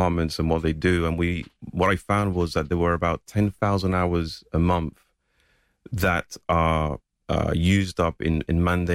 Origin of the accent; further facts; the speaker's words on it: Gibraltar; I grew up in Gibraltar